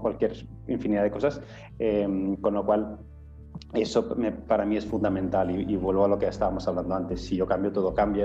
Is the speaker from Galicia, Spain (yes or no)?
no; Menorca, Balearic Islands, Spain; soy de Menorca, una isla pequeñita